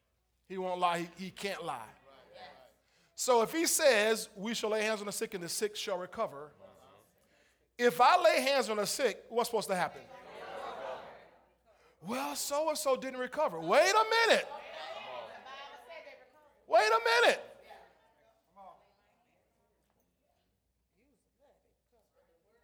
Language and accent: English; St. Petersburg, Florida, United States; I was raised in St. Petersburg. I'm not Greek